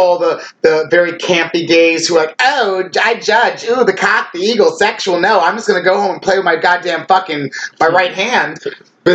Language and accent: English; Ronkonkoma, New York, United States; I'm an old school Long Island gay.